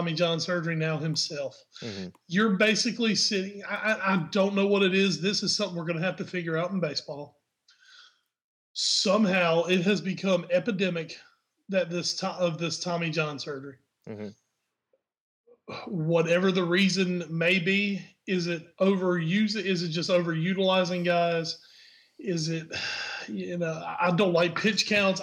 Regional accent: United States; I'm American

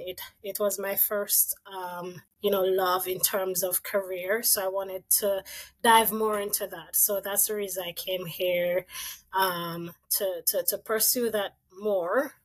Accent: Jamaica; moved away as an adult; also born or lived in Saskatchewan, Canada; now in Ottawa, Canada; growing up in Jamaica

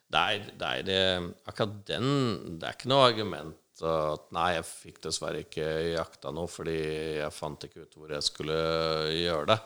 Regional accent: Gjøvik, Innlandet, Norway; moved away as an adult; also born or lived in United States; now in Oslo, Norway; Jeg er oppvokst på Gjøvik eh, fra jeg var liten til jeg var eh, noen og tjue og flytta til Oslo

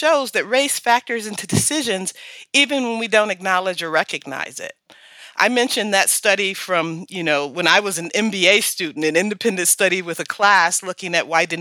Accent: Detroit, Michigan, United States; I'm from Detroit

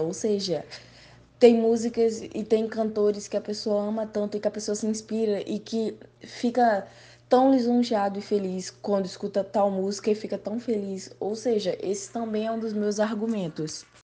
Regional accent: Paraíba, Brazil; now in Rio de Janeiro, Brazil; eu sou da Paraíba, mas estou no Rio de Janeiro

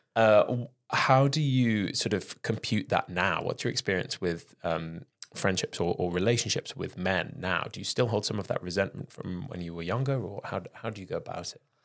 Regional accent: Penarth, Wales, United Kingdom; on the coast in Wales, down near Cardiff

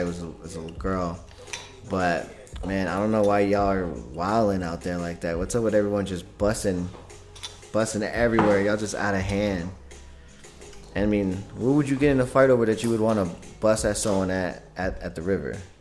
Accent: California, United States; moved away; I'm not from here. I'm from California, or I was originally grew up in California

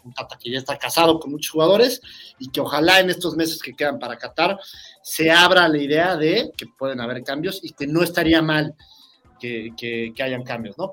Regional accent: Mexico; siendo mexicano

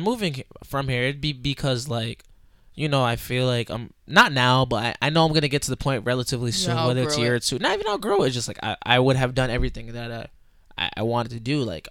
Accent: Providence, Rhode Island, United States; from Providence.

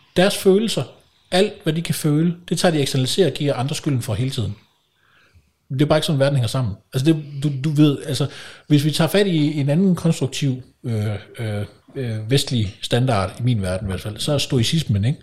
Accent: Kolding, Southern Denmark, Denmark; moved away; jeg kommer fra Kolding oprindeligt

